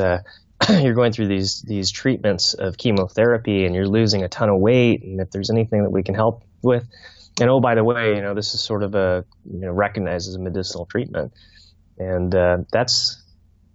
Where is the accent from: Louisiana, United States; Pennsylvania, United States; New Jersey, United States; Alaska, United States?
Alaska, United States; Fairbanks; My mother had cancer growing up in Fairbanks